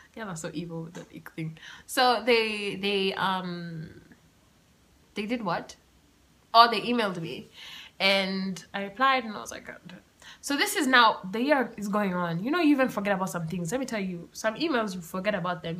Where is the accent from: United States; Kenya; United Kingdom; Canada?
Kenya; being Kenyan